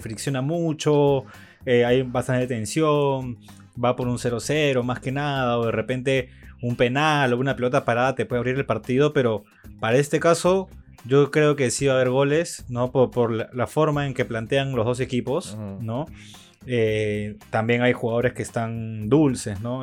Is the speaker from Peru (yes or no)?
yes; Ica, Peru; moved away; yo soy de Ica